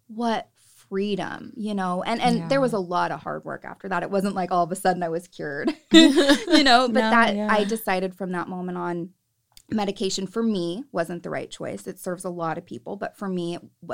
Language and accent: English; Salinas, California, United States; I'm from Salinas, so there's a lot of Catholicism